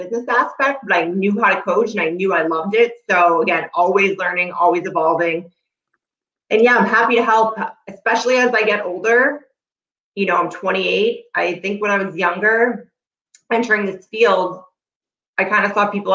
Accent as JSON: {"language": "English", "area": "North Shore", "region": "Massachusetts", "country": "United States", "tie": "born or raised there", "said": "I live in Massachusetts, born and raised on the North Shore"}